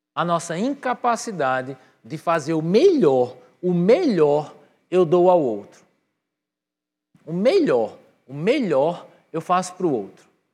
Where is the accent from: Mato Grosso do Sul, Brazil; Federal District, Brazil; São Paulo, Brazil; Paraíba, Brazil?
Paraíba, Brazil; Patos; also born or lived in New York; now in João Pessoa, Brazil; eu geneticamente eu sou de Nova York, mas eu culturalmente fui criado em Patos